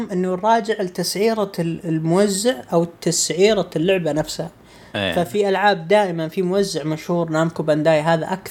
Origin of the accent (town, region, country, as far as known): Saudi Arabia